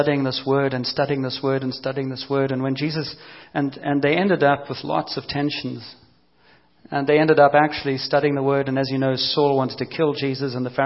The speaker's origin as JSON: {"language": "English", "country": "South Africa", "tie": "born or raised there", "also_born_or_lived": "Cape Town", "moved": "yes", "said": "growing up in South Africa under apartheid and the police system"}